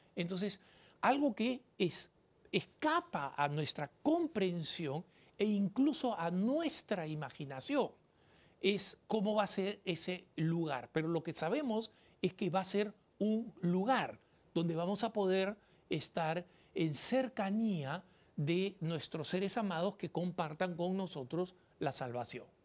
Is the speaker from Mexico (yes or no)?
no; Peru; en mi país, en el Perú